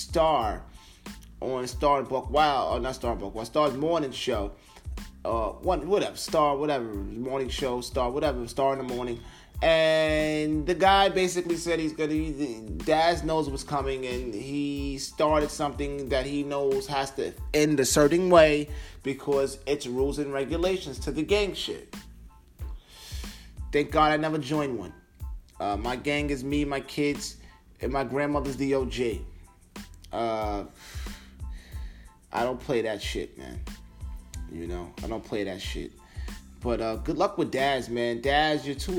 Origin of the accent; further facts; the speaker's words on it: Long Island, New York, United States; I'm from Long Island